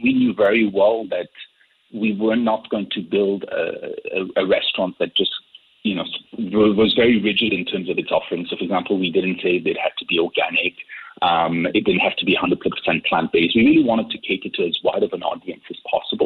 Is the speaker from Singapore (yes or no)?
yes; Singapore; I grew up in Singapore